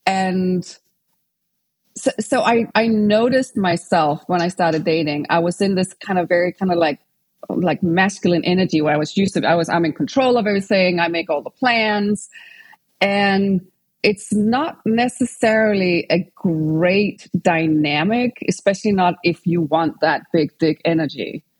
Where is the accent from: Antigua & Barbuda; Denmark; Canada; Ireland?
Denmark; English is a second language; moved away as an adult; also born or lived in England; now in United States; So I'm from Denmark. And when I was 20, I moved to England and I lived and studied over there for like 6 years before I moved over to California.